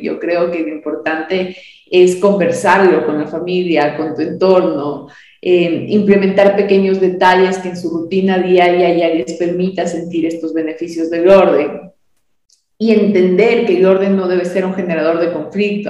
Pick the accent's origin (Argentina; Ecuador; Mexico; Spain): Ecuador; Quito, Pichincha; de varios años de, de servir a mi ciudad